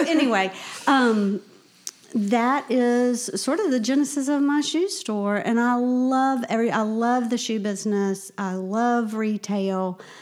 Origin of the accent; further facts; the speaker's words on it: Augusta, Georgia, United States; moved away as an adult; now in Charleston, United States; I'm from Augusta